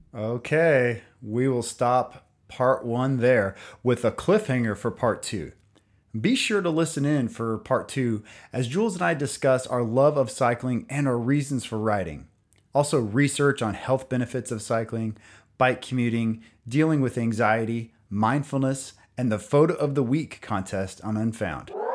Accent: United States; I'm from America

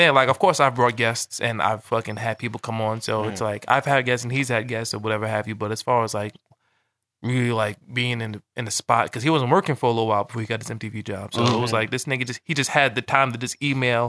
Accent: Long Island, New York, United States; Because I would come to him with a different thing because I'm from Long Island.

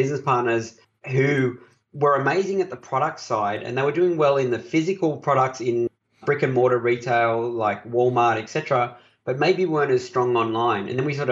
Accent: Australia; I'm an Aussie

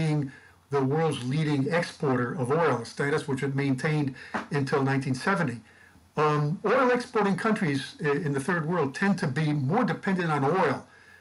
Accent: Connecticut, United States; Connecticut, my home state

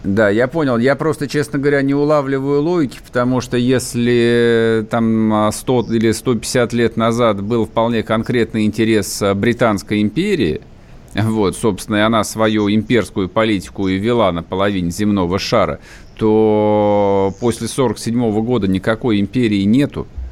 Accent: Russia; я русский

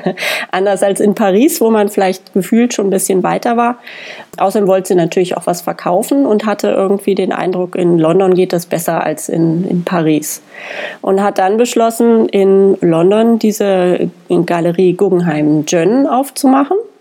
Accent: Germany; als Deutsche

